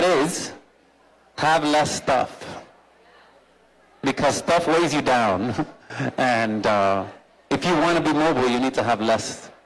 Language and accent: English; Miami, Florida, United States; I was born in Miami